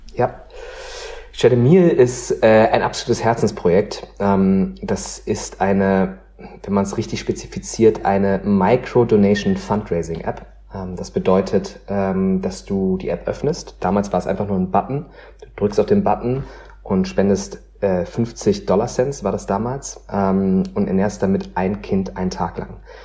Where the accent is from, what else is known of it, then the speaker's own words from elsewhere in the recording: Meckenheim, North Rhine-Westphalia, Germany; ich bin ja in Meckenheim-Rheinbach groß geworden, das ist bei Bonn